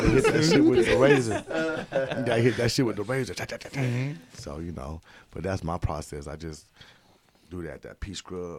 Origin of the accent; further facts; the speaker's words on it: the South, United States; moved away; I'm from the South